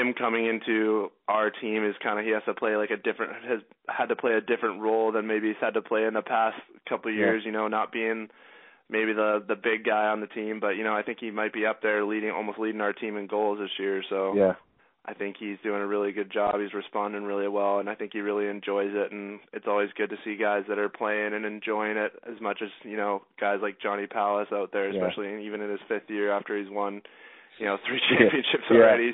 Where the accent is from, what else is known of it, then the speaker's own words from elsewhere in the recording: Canada; I'm Canadian